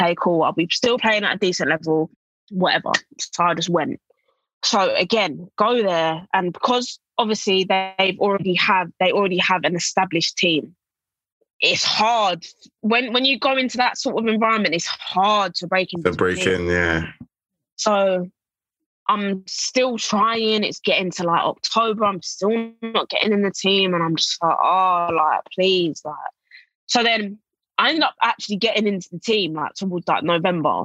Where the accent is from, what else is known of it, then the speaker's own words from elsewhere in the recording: England, United Kingdom; moved away as an adult; also born or lived in Kansas / Atlanta / Spain / Italy; my home country